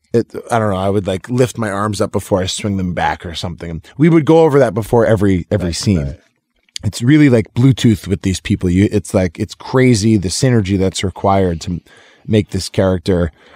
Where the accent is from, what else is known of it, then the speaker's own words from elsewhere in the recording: Lexington, Massachusetts, United States; I'm from Lexington, Massachusetts